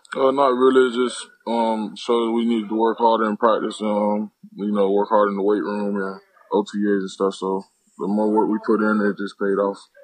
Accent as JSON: {"language": "English", "town": "Cocoa", "region": "Florida", "country": "United States", "tie": "born or raised there", "said": "I'm from Cocoa, Florida. Um, originally grew up over there"}